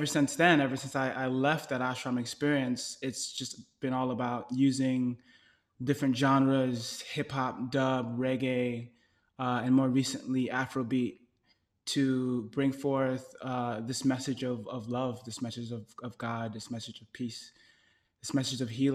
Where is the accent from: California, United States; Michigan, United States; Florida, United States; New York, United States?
New York, United States; New York City; moved away as an adult; now in Los Angeles, United States; I am from Brooklyn, New York, and now I live in Los Angeles